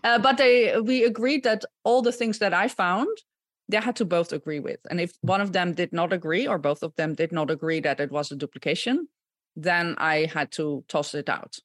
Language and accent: English; Gouda, South Holland, Netherlands; moved away as an adult; also born or lived in Utrecht, Netherlands; now in United States; I, um, was born and raised in the Netherlands, uh, born in Gouda